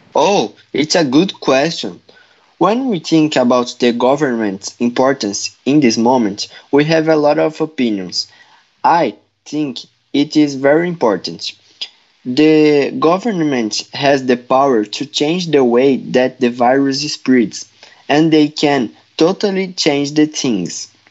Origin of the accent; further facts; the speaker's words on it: Brazil; English is a second language; now in Ontario, Canada; I'm from Brazil, but today I live in Ontario, Canada.